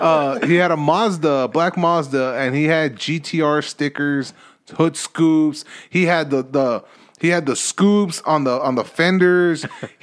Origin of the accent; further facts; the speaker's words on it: Los Angeles, California, United States; growing up in East LA, everybody had a Honda Civic.